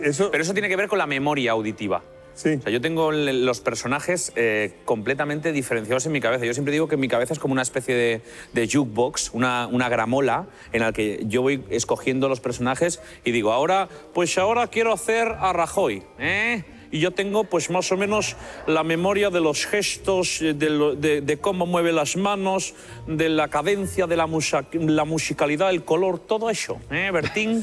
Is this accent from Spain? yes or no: yes; Seville, Andalusia, Spain; yo soy de Sevilla